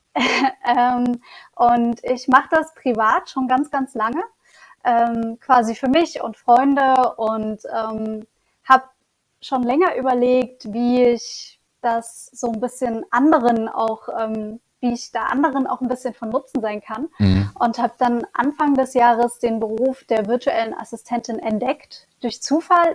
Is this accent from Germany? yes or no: yes; Leipzig, Saxony, Germany; moved away as an adult; also born or lived in Lübeck / Bremen; Also ich komme ursprünglich aus Leipzig und war schon in Lübeck und Bremen und ähm, bin jetzt wieder in Leipzig zurück